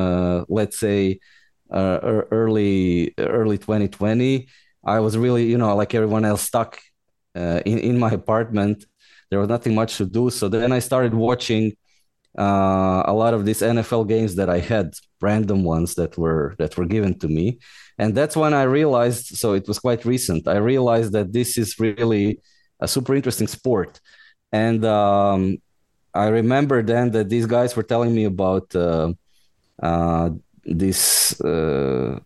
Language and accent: English; Osijek, Osijek-Baranja County, Croatia; moved away as an adult; now in Brussels, Belgium; Originally I'm Croatian. I'm from Osijek, Croatia